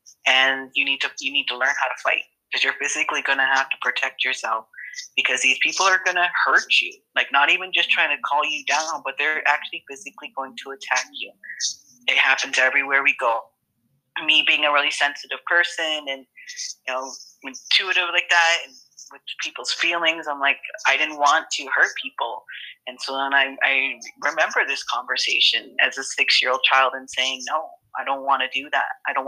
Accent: Canada; I'm from Oneida First Nations, Onondaga. I am Haudenosaunee, and I'm Bear Clan.

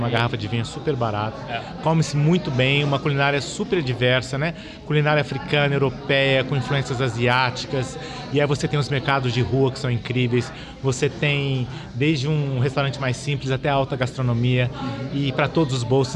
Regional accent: Minas Gerais, Brazil; eu sou mineiro, então venho das montanhas

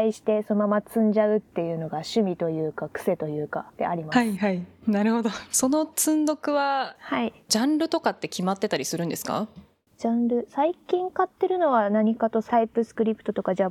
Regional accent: Urayasu, Chiba, Japan; 生まれ育ったのがディズニーがある浦安市で

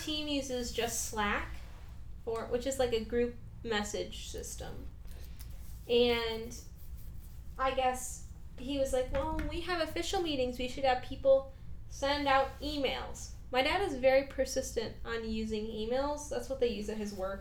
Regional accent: the Midwest, Michigan, United States; we are from the Midwest

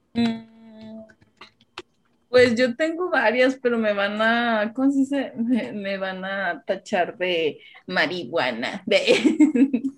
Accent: Allende, Nuevo León, Mexico; como soy de Allende, pues vivíamos allá en la casa de mis papás.

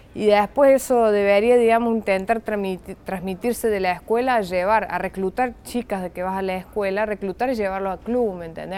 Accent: Argentina; moved away; los argentinos nos caracterizamos por, remarla y mucho

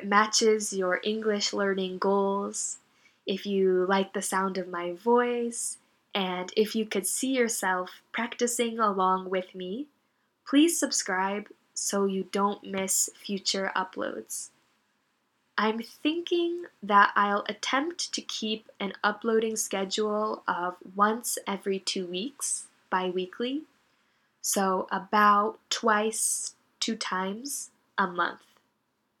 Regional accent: Northeastern United States, United States; moved away as an adult; now in Japan; I am from the United States. More specifically, I'm from the East Coast of the country

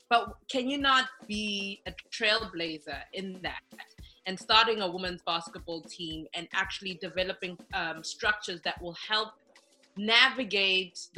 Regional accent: South Africa; I'm from South Africa, so I played in South Africa.

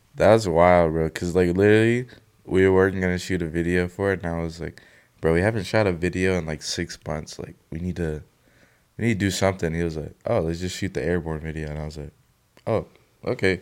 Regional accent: Mississippi, United States; I was born in Mississippi

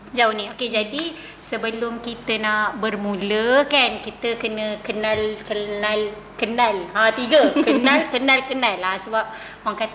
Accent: Kuala Lumpur, Malaysia; Hmm, saya asal KL.

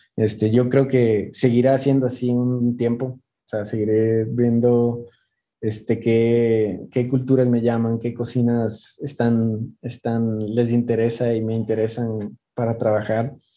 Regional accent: Ecuador; moved away as an adult; now in Mexico City, Mexico; yo soy de Ecuador

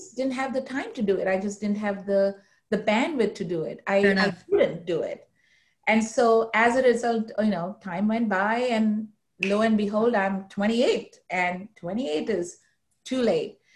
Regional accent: Mumbai, Maharashtra, India; moved away; I grew up in India, uh, in the city of Mumbai

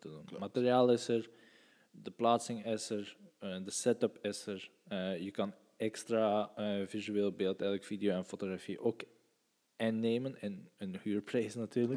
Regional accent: West Flanders, Belgium; ik ben van... Uh, we zijn van West-Vlaanderen.

